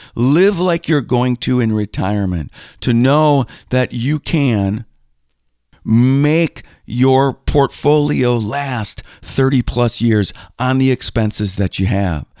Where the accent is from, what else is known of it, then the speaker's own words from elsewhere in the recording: Green Bay, Wisconsin, United States; moved away as an adult; now in Milwaukee, United States; I grew up in Green Bay